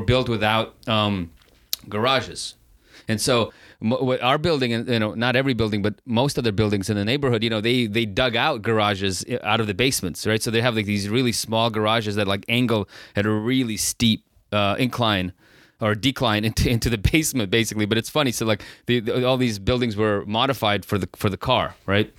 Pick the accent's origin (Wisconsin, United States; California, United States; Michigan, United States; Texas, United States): California, United States; San Francisco; I grew up in San Francisco